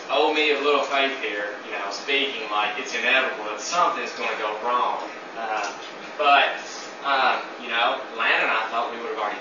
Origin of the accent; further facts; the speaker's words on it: Tennessee, United States; moved away; I'm from Tennessee